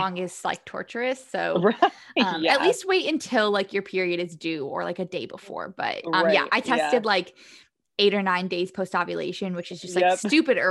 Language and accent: English; Toledo, Ohio, United States; moved away; I'm from Toledo originally